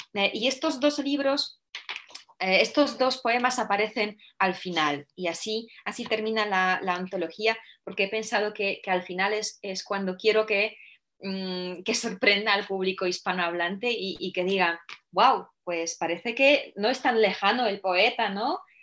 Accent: Poland; Spanish is a second language; moved away; siendo yo polaca

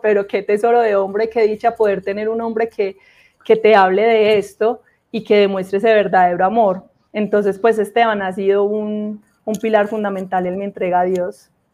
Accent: Armenia, Quindío, Colombia; soy de Armenia Quindío, del eje cafetero, un departamento muy, muy lindo de Colombia.

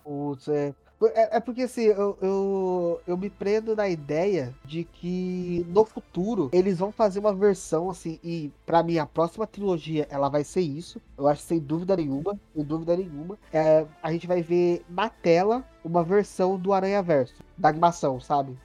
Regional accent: Mogi das Cruzes, São Paulo, Brazil; sou daqui de Mogi

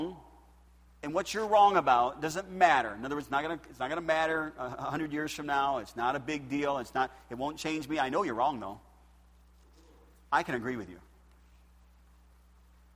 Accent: United States; I'm American

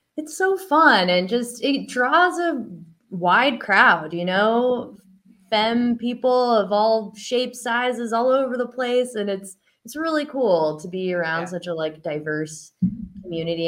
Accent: Eugene, Oregon, United States; now in Santa Cruz, United States; i live here in santa cruz um, but I'm from Eugene, Oregon.

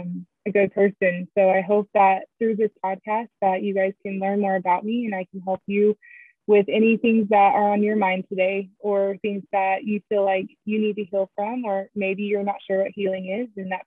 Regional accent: the South, United States; moved away; also born or lived in the West; I have been born and raised in the South, but have lived out West also

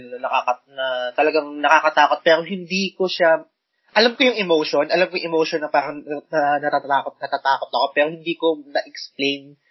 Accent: Mandaluyong, Metro Manila, Philippines; nung bata ako, nung yung bahay namin sa Mandaluyong

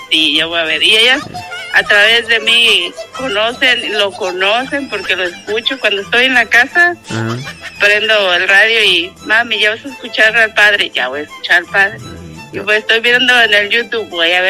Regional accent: La Joya, Jalisco, Mexico; Este, queda para lado de Tequila.

